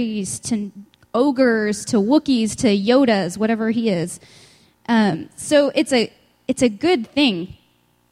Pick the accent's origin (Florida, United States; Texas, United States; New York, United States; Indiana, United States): Texas, United States; West; I'm from West Texas, so I say antenna